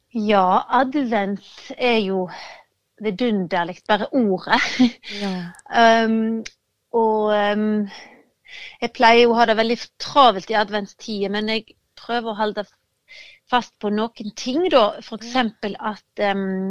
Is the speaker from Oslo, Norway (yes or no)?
no; Hardanger, Vestland, Norway; now in Denmark; gården der jeg kommer fra i Hardanger